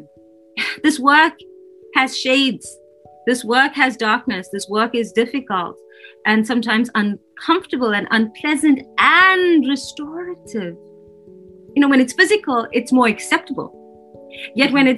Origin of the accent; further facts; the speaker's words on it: South Africa; moved away; I grew up in South Africa in the middle of apartheid.